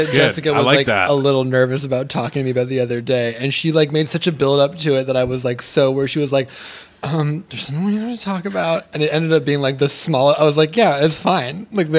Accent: Santa Barbara, California, United States; also SoCal native. Santa Barbara, California.

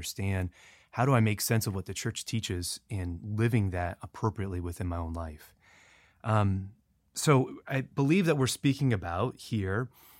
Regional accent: Florida, United States; No, I'm not from Louisiana.

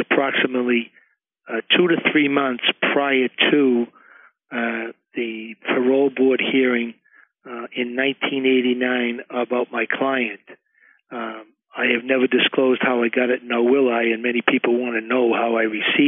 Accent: Medford, Massachusetts, United States; He and I grew up here in Medford together

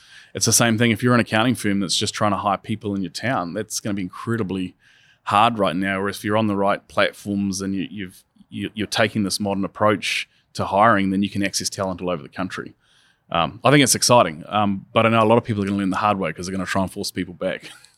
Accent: New Zealand; I'm originally from New Zealand, and we watched them go into lockdown and sort of eradicate the virus and then go back.

